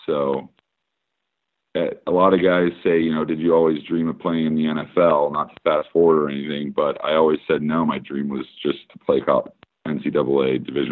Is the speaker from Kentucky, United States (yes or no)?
no; Annapolis, Maryland, United States; also born or lived in Italy / Brunswick, Maine; I was born in Italy. We moved back to Annapolis. We lived there for a little over a year